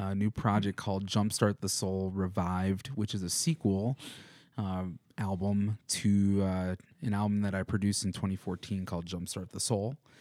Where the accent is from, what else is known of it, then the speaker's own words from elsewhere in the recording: Madison, Wisconsin, United States; now in Missoula, United States; I'm from Madison, Wisconsin